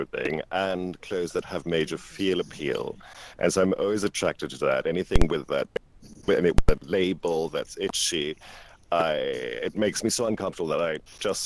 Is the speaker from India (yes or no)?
no; Malta; moved away; also born or lived in England; I was born in Malta, but it was an English colony at the time